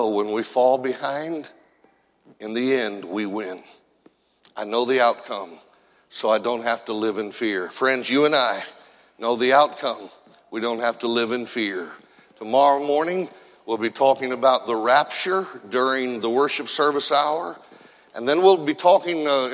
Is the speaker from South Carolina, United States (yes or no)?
no; Indiana, United States; I grew up in Indiana